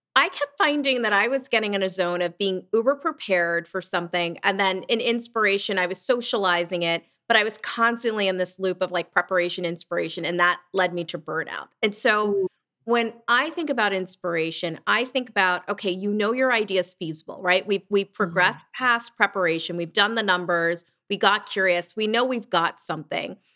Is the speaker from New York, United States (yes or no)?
no; southern New Jersey, United States; also born or lived in Lancaster, Pennsylvania; I grew up in um, southern New Jersey. I'm from Lancaster, Pennsylvania, but we moved to Jersey when I was pretty young